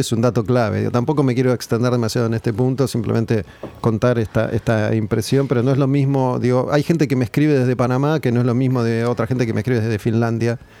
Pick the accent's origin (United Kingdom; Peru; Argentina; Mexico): Argentina; muchas veces el argentino cuando viaja termina respetando las reglas, pero acá no, las queremos respetar